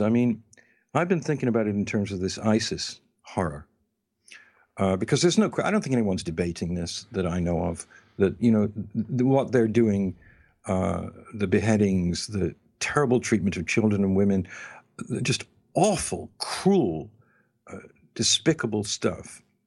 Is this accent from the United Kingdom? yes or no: yes; England, United Kingdom; moved away; when I was living in England, growing up in England